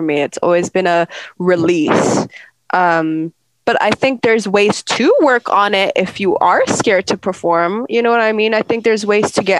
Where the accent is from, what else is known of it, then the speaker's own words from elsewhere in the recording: United Kingdom; I'm British